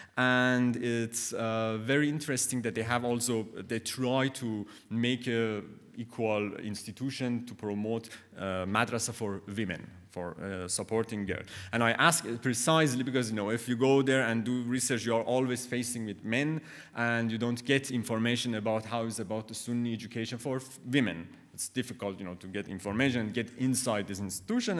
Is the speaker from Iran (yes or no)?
yes; Khorasan, Iran; English is a second language; moved away; I came from Khorasan, and it was for me very interesting that I never understood the, the, the identity